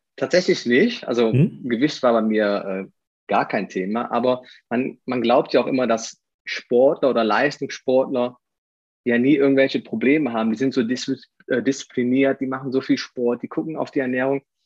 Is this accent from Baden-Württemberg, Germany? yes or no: no; Aachen, North Rhine-Westphalia, Germany; accent: Rhenish; now in Eifel, Germany; ich komme aus, aus Aachen.